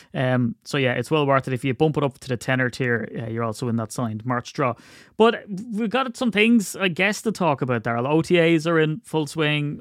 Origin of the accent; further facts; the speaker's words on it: Ireland; I'm Irish